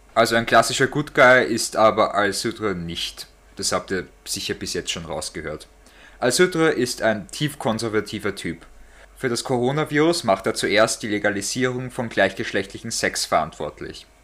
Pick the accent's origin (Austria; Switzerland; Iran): Austria; Also bei uns in Österreich